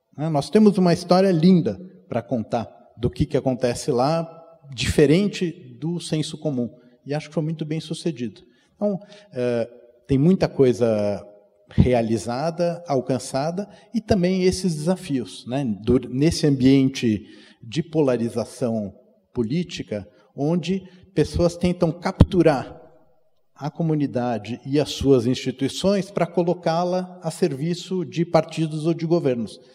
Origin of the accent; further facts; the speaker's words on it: São Paulo, Brazil; fui criado aqui na CIP, no ensino religioso